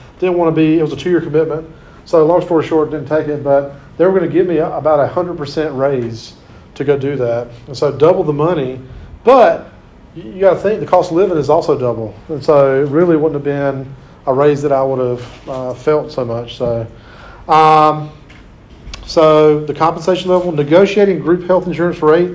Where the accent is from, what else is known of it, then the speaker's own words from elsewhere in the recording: Clinton, United States; in my hometown of Clinton